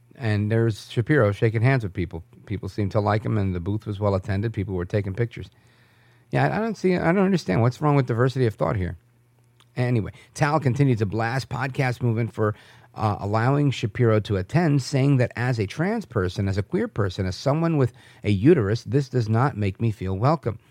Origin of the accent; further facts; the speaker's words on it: New York, United States; moved away; I was born in New York